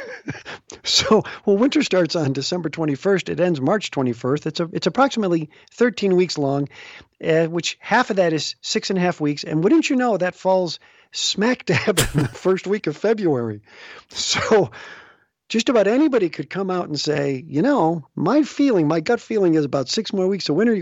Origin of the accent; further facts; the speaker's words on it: Chicago, Illinois, United States; moved away as an adult; also born or lived in Los Angeles / Des Moines; I had grown up in the Chicago area